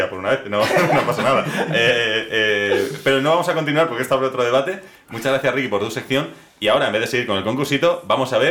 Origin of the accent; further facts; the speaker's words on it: Spain; Yo soy español